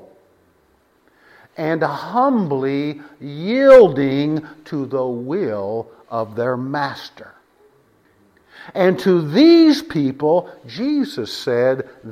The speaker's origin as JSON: {"language": "English", "region": "West Texas", "country": "United States", "tie": "born or raised there", "said": "I was raised in West Texas. West Texas."}